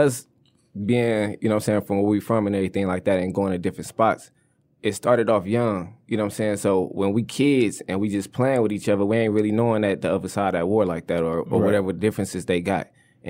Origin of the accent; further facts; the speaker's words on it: Flint, Michigan, United States; Look, … was pivotal for anybody that come up in Flint.